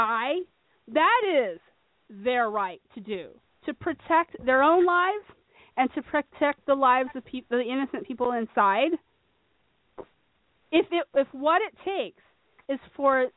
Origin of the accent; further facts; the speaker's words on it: Phoenix, Arizona, United States; I'm from Phoenix